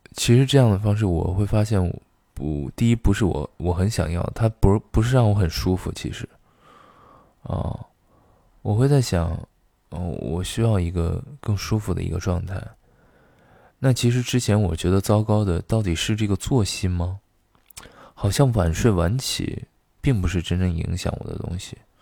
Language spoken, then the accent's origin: Chinese; Xi'an, Shaanxi, China; now in Beijing, China; 我的老家西安